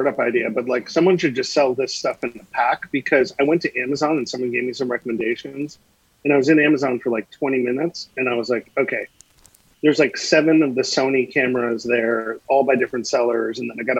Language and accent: English; New York City, New York, United States; moved away as an adult; now in California, United States; I'm a native East Coaster, kind of in and around New York City. But I've lived on and off in California for the last almost 20 years. So I think, you know, pretty soon I'll have spent most of my life in California.